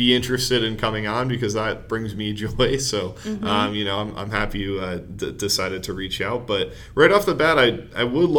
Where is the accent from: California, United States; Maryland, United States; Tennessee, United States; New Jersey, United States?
New Jersey, United States; I'm from New Jersey